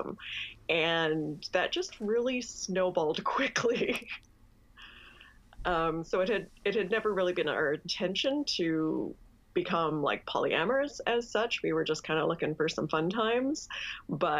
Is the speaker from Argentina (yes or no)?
no; Canada; I'm Canadian